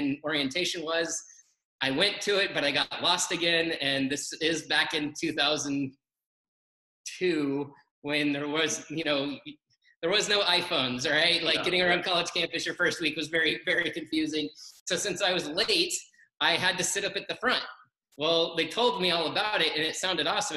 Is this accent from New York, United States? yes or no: no; Colorado, United States; I grew up in Colorado